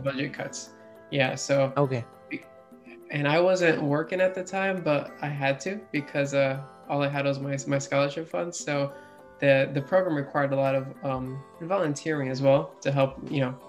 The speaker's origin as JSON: {"language": "English", "region": "Florida", "country": "United States", "tie": "born or raised there", "also_born_or_lived": "Philadelphia, Pennsylvania / Boca Raton, Florida / Deerfield Beach, Florida / Melbourne, Florida", "said": "I only stayed there until I was about five years old, where I moved to South Florida, Boca and Deerfield area, and I was there until about 13"}